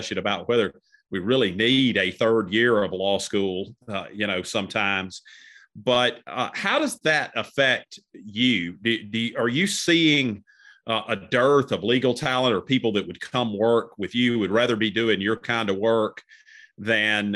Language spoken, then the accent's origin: English; Cartersville, Georgia, United States; I'm from Cartersville